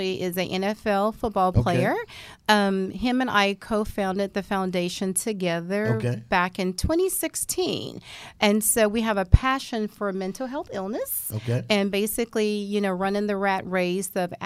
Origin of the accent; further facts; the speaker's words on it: Houston, Texas, United States; I'm actually born and raised in Houston.